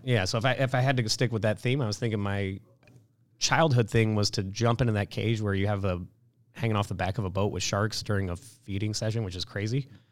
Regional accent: Kansas City, United States; moved away as an adult; also born or lived in Detroit; growing up in Kansas City was fantastic

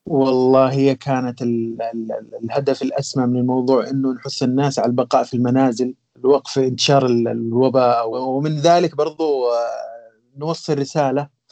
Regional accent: Yemen; واحنا كوننا فنانين يمنيين

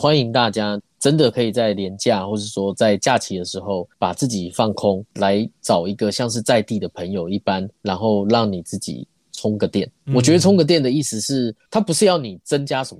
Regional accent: New Taipei, Taiwan; now in Taichung, Taiwan; 我自己本身不是台中人，我是新北人。

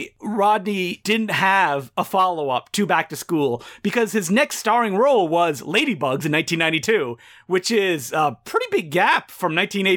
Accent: Charlotte, North Carolina, United States; I was going through some old newspapers from my hometown of Charlotte, North Carolina

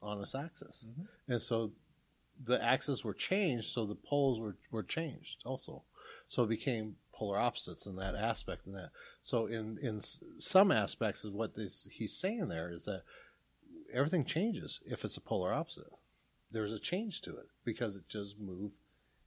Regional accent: South Dakota, United States; I'm from South Dakota.

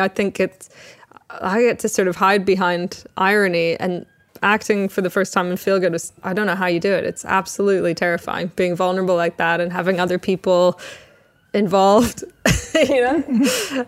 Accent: Toronto, Ontario, Canada; moved away as an adult; now in England; I was born in Toronto

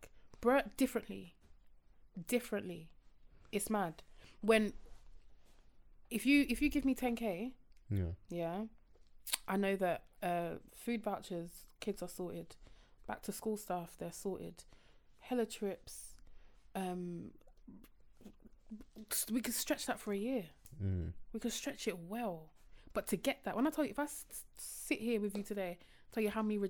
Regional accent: Croydon, London, United Kingdom; I'm from Croydon and I still have friends in Croydon.

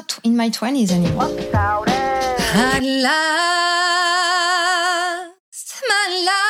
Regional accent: suburbs of Paris, Île-de-France, France; also born or lived in Canada; now in Ho Chi Minh City, Vietnam; So I was born in France, in not in Paris, because I know everybody hates Parisian, but I was born in the suburbs, and I'm a nice French person, not one of the others. And I say, I'm French, but I'm not that French.

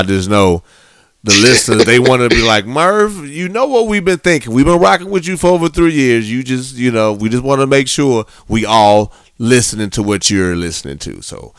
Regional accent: Midwest, United States; I'm from the Midwest.

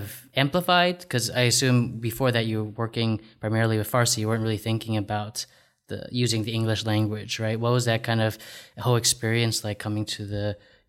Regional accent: United States; first language Cantonese; moved away as an adult; now in China; my parents come from Hong Kong and I grew up in the US. And so like as a kid, I started out speaking Cantonese, but then by the time I grew up in elementary school, I kind of forgot all of it and spoke English. And then right now I'm back in China

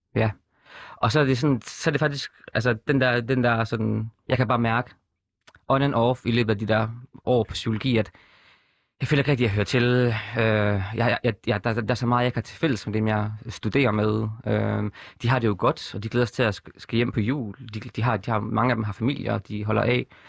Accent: Horsens, Central Denmark Region, Denmark; moved away as an adult; født og opvokset i Horsens, boede der til jeg var 21

